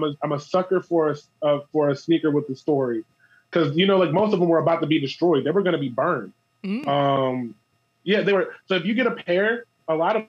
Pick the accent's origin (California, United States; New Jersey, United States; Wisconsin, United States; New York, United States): New Jersey, United States; Chester; where I grew up in Chester